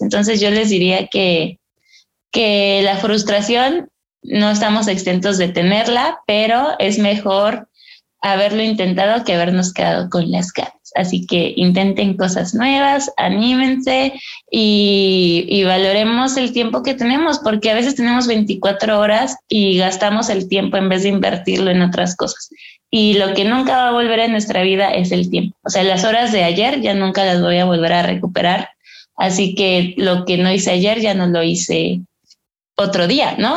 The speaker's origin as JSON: {"language": "Spanish", "town": "Ixtapaluca", "region": "State of Mexico", "country": "Mexico", "moved": "yes", "lives_now": "Mexico City, Mexico", "said": "yo soy del Estado de México, por ejemplo, en un lugar que se llama Extapaluca."}